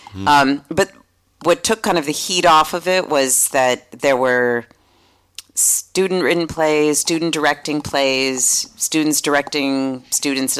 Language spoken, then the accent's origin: English; Lincoln, Massachusetts, United States; moved away as an adult; also born or lived in St. Louis, Missouri / Jamaica Plain, Boston; now in San Francisco, United States; I grew up in Lincoln, Massachusetts, a small town outside of Boston.